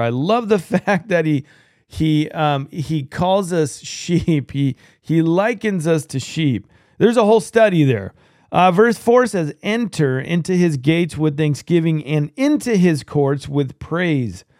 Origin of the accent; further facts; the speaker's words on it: California, United States; I'm from California